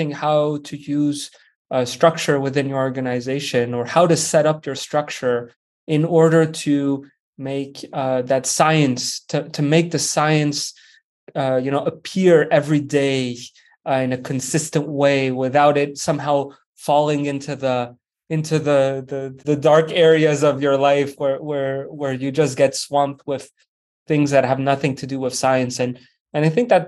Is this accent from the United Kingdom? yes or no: no; Switzerland; moved away as an adult; also born or lived in France / Vancouver, Canada / Baltimore, United States; I grew up in Switzerland, originally from France